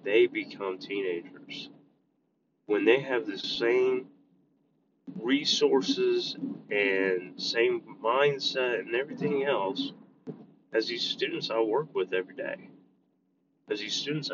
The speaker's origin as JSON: {"language": "English", "country": "United States", "said": "as an American"}